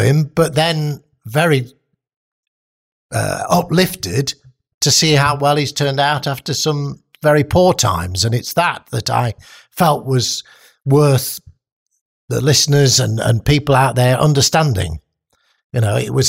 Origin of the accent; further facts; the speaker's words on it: Nottingham, East Midlands, United Kingdom; I was brought up in Bilbury Estate